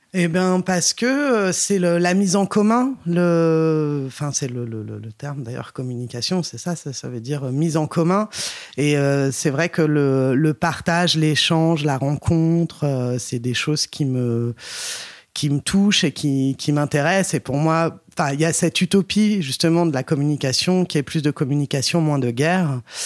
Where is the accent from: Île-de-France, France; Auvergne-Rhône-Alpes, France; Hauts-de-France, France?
Île-de-France, France; Paris; je suis né et j'ai grandi à Paris